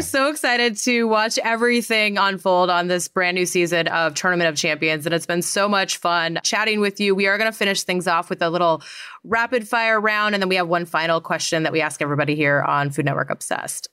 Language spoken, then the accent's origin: English; Great Falls, Montana, United States; I'm from Great Falls